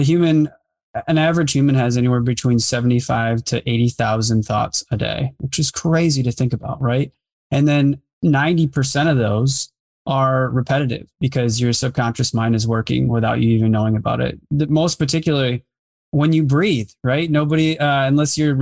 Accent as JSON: {"language": "English", "town": "Grand Rapids", "region": "Michigan", "country": "United States", "tie": "born or raised there", "said": "I've grown up here my whole life"}